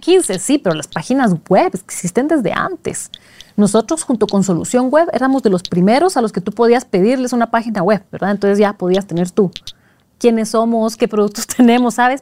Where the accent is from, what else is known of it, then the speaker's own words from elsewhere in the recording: Guatemala; moved away as an adult; also born or lived in Switzerland; cuando me mudé de Guatemala, que es el país de la eterna primavera, y me voy a Suiza de diciembre